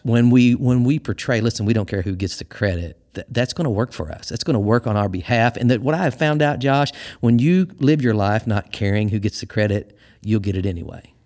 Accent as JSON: {"language": "English", "region": "Missouri", "country": "United States", "tie": "born or raised there", "also_born_or_lived": "Arkansas", "moved": "as an adult", "lives_now": "Michigan, United States", "said": "I'm from Missouri my whole life, and I spent some time in Arkansas. And I moved to Michigan."}